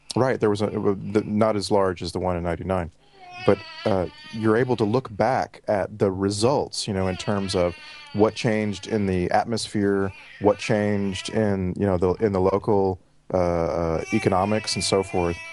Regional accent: Texas, United States; moved away as an adult; now in Vancouver, Canada; thirty-five years in Texas

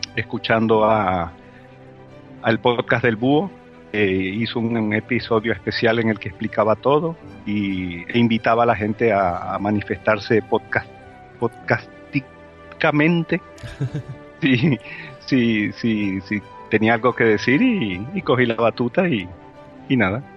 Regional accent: Spain; nuestra autoestima como, como, como españoles

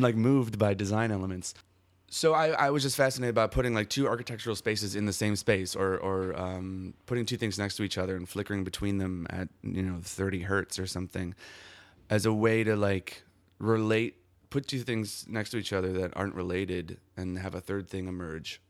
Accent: Milwaukee, Wisconsin, United States; I'm from Milwaukee, Wisconsin

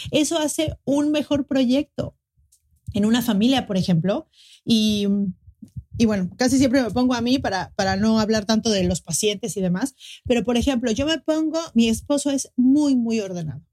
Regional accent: Mexico City, Mexico; now in Cancún, Mexico; soy de la Ciudad de México, pero ahora vivo en Cancún

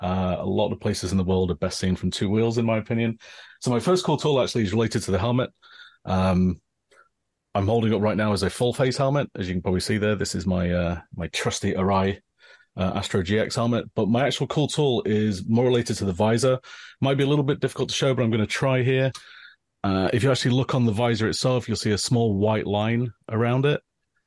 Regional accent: England, United Kingdom; now in Japan; I'm originally from England, as you might tell from the accent. Right now, I live in Japan. I've lived here for about most of the last 20 years.

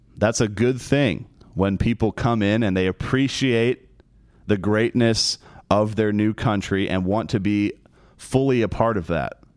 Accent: United States; We are American the performers in Celtic Throne are American

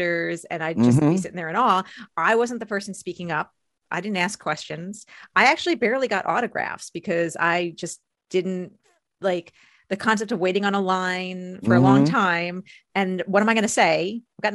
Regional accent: outside New York City, United States; I grew up outside New York City

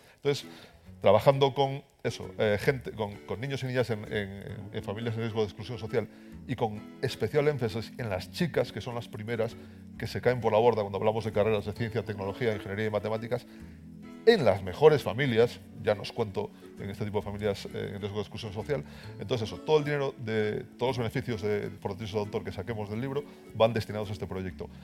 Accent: Galicia, Spain; accent: Galician; en Galicia, igual por mi acento os habéis dado cuenta, y además os dijo que trabajo en los museos científicos coruñeses

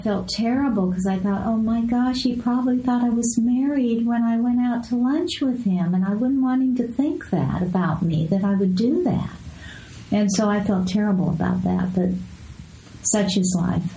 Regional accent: Escondido, California, United States; moved away; also born or lived in Las Vegas / Los Angeles; I grew up in Escondido

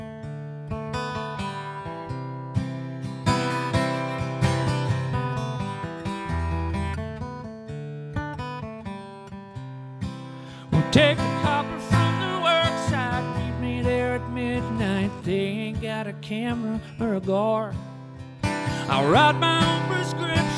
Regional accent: Alabama, United States; where I grew up in Alabama

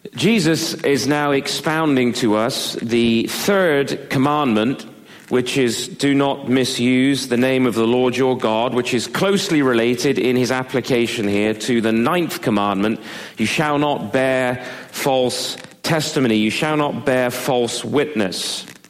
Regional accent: Devizes, South West England, United Kingdom; moved away; When I was growing up in England, we lived in a little uh, market town just outside of Bath

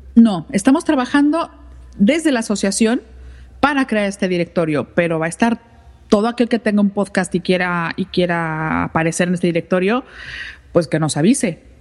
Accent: Mexico City, Mexico; accent: chilanga; moved away as an adult; now in Spain; yo llegué, obviamente soy mexicana, llegué a España hace ya unos ocho años aproximadamente

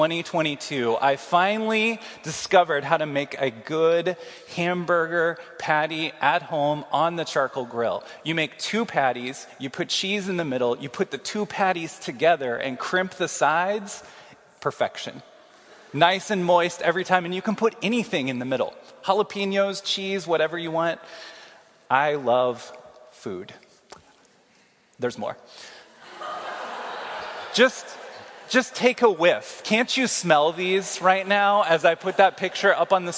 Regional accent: Kansas City, United States; moved away as an adult; now in Iowa City, United States; I'm from Kansas City.

